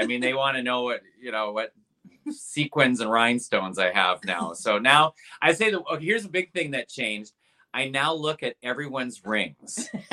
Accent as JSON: {"language": "English", "region": "Wisconsin", "country": "United States", "accent": "Midwest", "moved": "yes", "lives_now": "Portland, United States", "said": "I've lived in Portland, Oregon now for 15 years, but I'm from Wisconsin"}